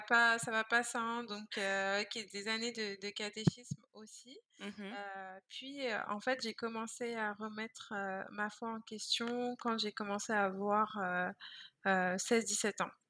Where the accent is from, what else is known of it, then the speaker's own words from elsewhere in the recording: Vitry-sur-Seine, Île-de-France, France; moved away as an adult; also born or lived in Guadeloupe (ancestry); now in Montreal, Canada; je suis née en France dans le 94